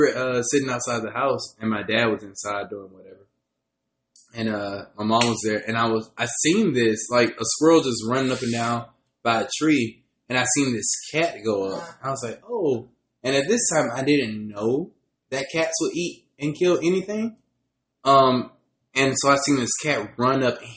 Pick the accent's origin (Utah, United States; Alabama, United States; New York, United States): Alabama, United States; I was born in Alabama bathtub.